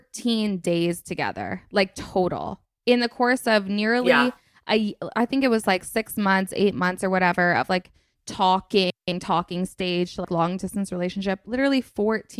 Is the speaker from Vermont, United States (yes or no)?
yes; Vermont, United States; I grew up in Vermont.